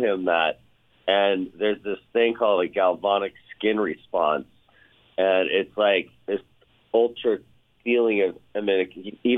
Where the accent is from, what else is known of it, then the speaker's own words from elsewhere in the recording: Kansas City, United States; now in California, United States; I grew up in Kansas City